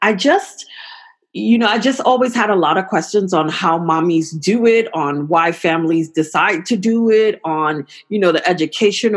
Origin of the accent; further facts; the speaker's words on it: New York, United States; now in San Francisco Bay Area, United States; I too am in California, from New York originally